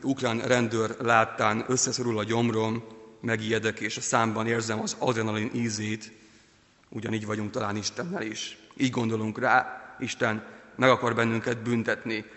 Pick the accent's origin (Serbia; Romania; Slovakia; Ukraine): Ukraine; now in Hungary; Ukrajnában, ahol születtem